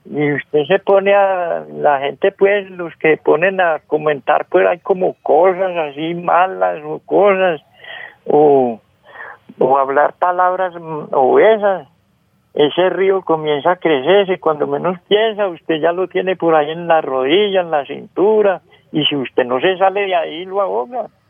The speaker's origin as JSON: {"language": "Spanish", "region": "Valle del Cauca", "country": "Colombia", "said": "yo soy de Germán Nuevo Valle"}